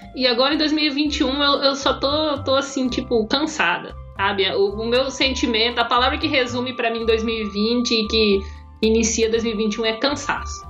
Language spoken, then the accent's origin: Portuguese; Brazil; A gente é brasileiro